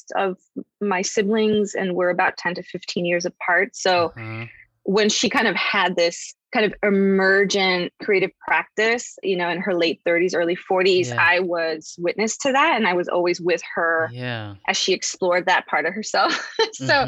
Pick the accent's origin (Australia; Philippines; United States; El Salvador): United States; Chicago, Illinois; I grew up in Chicago. I was, you know, born and raised in a part of the city that is predominantly Mexican-American.